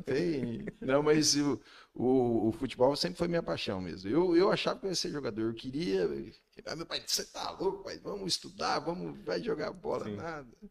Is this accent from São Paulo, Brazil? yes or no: no; Iporã, Paraná, Brazil; also born or lived in Maringá; eu não nasci em Porã, mas foi como se tivesse nascido